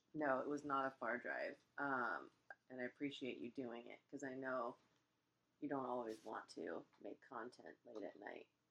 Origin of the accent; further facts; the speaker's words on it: Parkland, Florida, United States; now in Los Angeles, United States; My hometown, Parkland, Florida